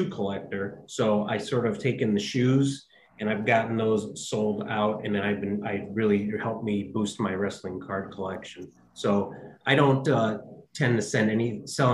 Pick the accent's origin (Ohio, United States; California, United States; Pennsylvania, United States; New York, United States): Ohio, United States; Cleveland; I'm from Cleveland